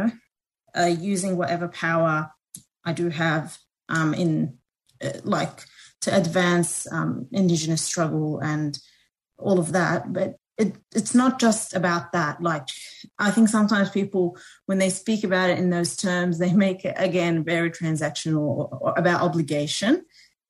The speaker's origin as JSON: {"language": "English", "country": "New Zealand", "tie": "born or raised there", "moved": "yes", "lives_now": "Australia", "said": "I grew up in New Zealand. So a lot of the kids I went to school with were Maori."}